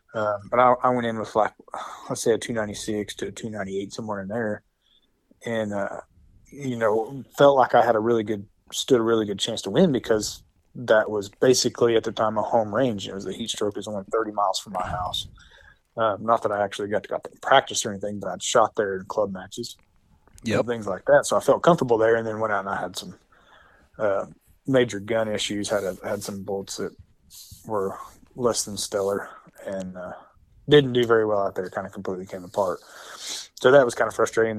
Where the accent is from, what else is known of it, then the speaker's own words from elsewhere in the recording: Hammond, Oklahoma, United States; I'm from Hammond, Oklahoma, which is this very small town, far western Oklahoma